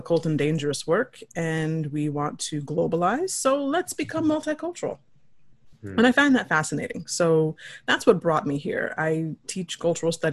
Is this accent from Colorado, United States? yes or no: yes; Denver, Colorado, United States; moved away as an adult; also born or lived in United Kingdom; now in South Korea; I'm from the States originally. I'm from Denver, and I've been living in Korea since 2013